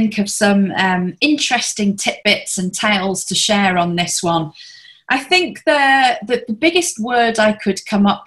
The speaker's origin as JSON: {"language": "English", "region": "the north of England", "country": "United Kingdom", "also_born_or_lived": "Hong Kong", "moved": "as an adult", "lives_now": "Singapore", "said": "I'm a Brit originally and come from the north of England"}